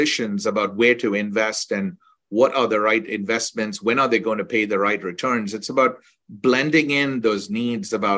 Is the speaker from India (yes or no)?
yes; India; moved away; I grew up in India, and I grew up lucky to be grown up in a family of engineers and doctors